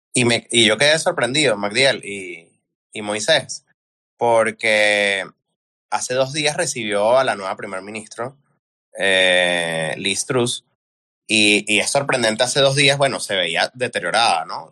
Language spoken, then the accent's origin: Spanish; Venezuela; sino como venezolano